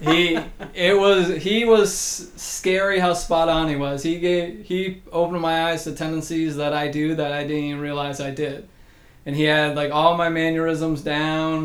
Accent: Massachusetts, United States; moved away; I'm a originally from Massachusetts, born and raised there

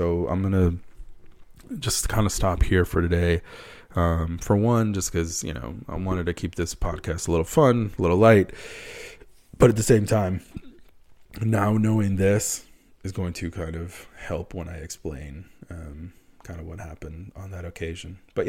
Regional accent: Wisconsin, United States; I hate the Packers. And I'm from Wisconsin. That's the one team I don't follow from Wisconsin.

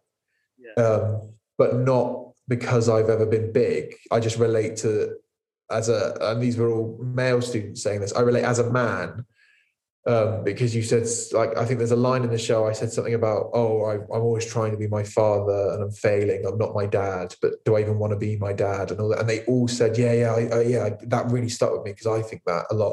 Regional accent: Poole, South West England, United Kingdom; it's where I grew up. Poole's like my hometown

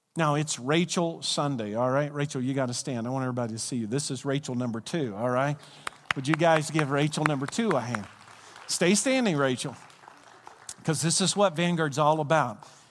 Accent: Glasgow, Kentucky, United States; where I'm from, Glasgow, Kentucky, which was named after Glasgow, Scotland, if you go to the county that I'm from, or if you go to the state that I'm from

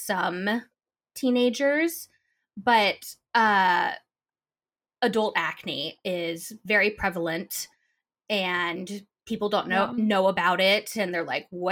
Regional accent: Sammamish, Washington, United States; I grew up in Sammamish, Washington

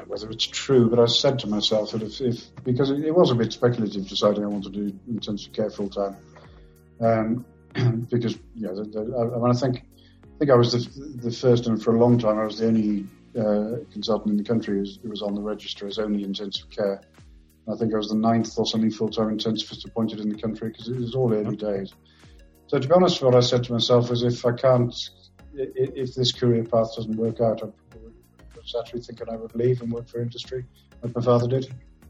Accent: Wales, United Kingdom; So I'm from South Wales, where my folks are from South Wales Mining Valleys is my background, although I moved around quite a lot in my upbringing.

